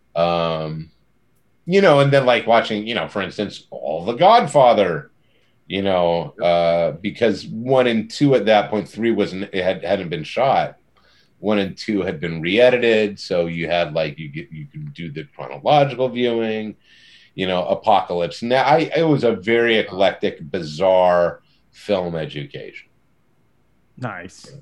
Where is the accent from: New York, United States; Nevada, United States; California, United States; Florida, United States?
California, United States; near Monterey; I grew up near Monterey, California